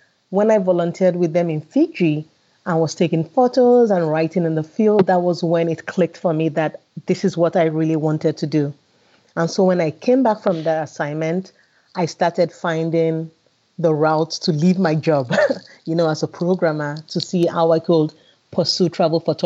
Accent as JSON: {"language": "English", "country": "Nigeria", "tie": "born or raised there", "moved": "yes", "lives_now": "Sweden", "said": "being Nigerian and African and growing up with a lot of color and vibrancy around me"}